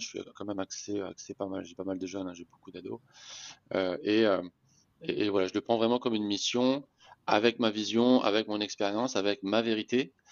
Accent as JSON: {"language": "French", "country": "Réunion", "tie": "born or raised there", "also_born_or_lived": "Metropolitan France", "moved": "as an adult", "said": "je suis né à La Réunion, j'ai joué au handball à La Réunion"}